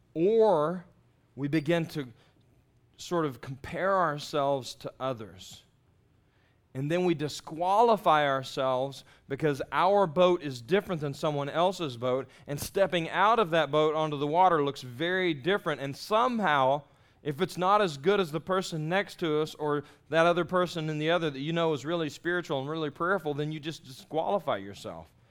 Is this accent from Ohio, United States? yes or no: no; Texas, United States; moved away as an adult; also born or lived in Jacksonville, Florida; I grew up in Texas and there's no water there where I grew up.